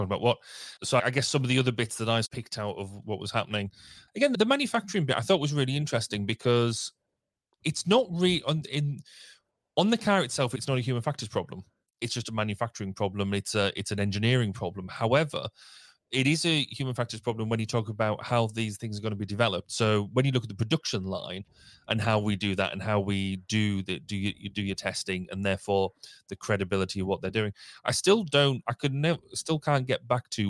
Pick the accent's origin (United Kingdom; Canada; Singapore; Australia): United Kingdom; we're typically British